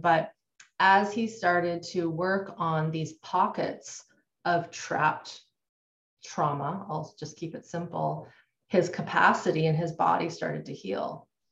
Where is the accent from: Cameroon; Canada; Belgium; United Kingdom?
Canada; I grew up in Canada. I'm still in Canada.